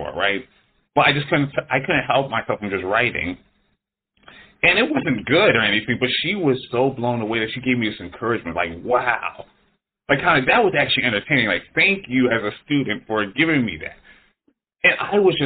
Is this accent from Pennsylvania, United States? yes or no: yes; Philadelphia, Pennsylvania, United States; moved away as an adult; now in Los Angeles, United States; I'm from Philadelphia. I came out here to Los Angeles